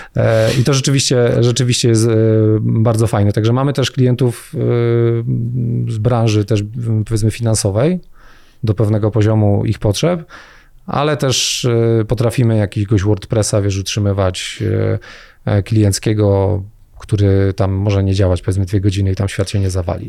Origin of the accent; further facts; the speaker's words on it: Jaworzno, Silesian Voivodeship, Poland; also born or lived in Gliwice / Rybnik; ja w ogóle jestem z Jaworzna